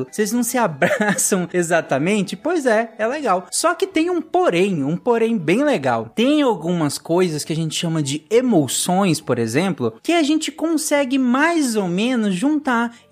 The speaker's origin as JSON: {"language": "Portuguese", "town": "Belo Horizonte", "region": "Minas Gerais", "country": "Brazil", "said": "eu sou de Belo Horizonte e eu tenho seis anos"}